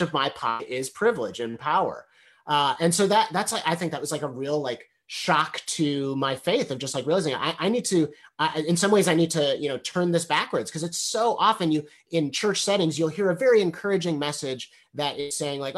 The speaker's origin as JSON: {"language": "English", "town": "Evanston", "region": "Illinois", "country": "United States", "tie": "born or raised there", "said": "I grew up in Evanston, Illinois"}